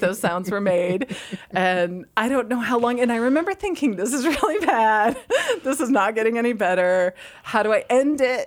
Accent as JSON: {"language": "English", "region": "Massachusetts", "country": "United States", "tie": "born or raised there", "said": "I'm from Massachusetts, so in public school in Massachusetts in the winter"}